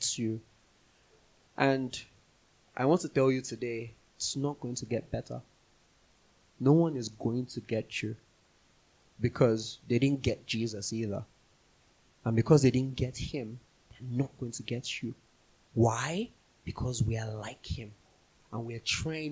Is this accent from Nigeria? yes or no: yes; Nigeria; moved away; we grew up in Nigeria